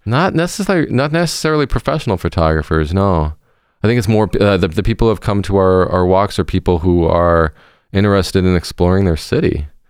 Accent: Seattle, Washington, United States; moved away as an adult; now in Milwaukee, United States; I grew up in Seattle, Washington, on the West Coast

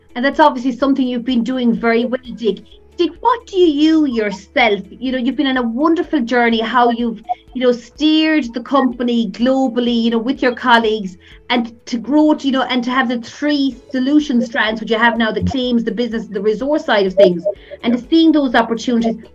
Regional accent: Ireland

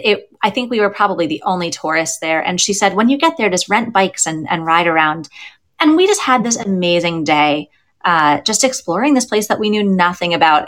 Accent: United States; now in Pittsburgh, United States; as an American

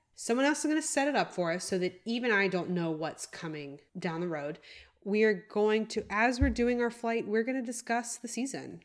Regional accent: United States; as an American

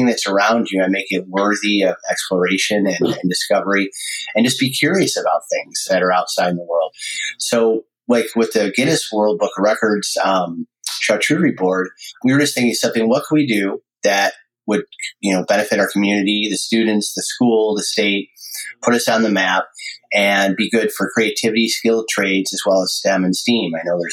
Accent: Amherst, New York, United States; now in California, United States; I grew up in Buffalo, New York, or Amherst.

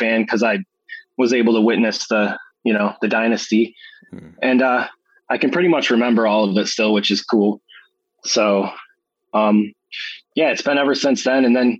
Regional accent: New York, United States; I'm from New York, so most people are Knicks fans

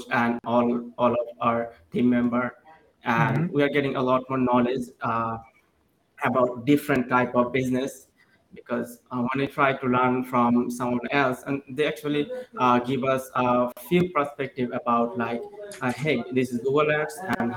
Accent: Dhaka, Dhaka Division, Bangladesh; I'm from Bangladesh

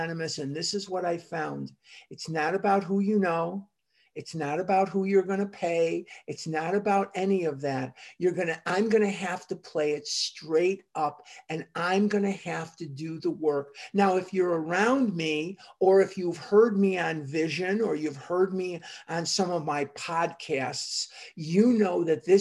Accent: Chicago, Illinois, United States; I grew up in Chicago

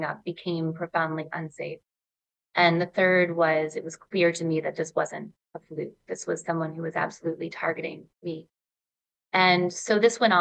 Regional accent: Ann Arbor, Michigan, United States; I grew up in Ann Arbor, Michigan

